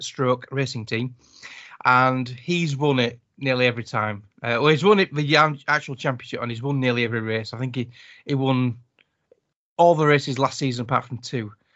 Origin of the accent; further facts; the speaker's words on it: United Kingdom; accent: British; my British accent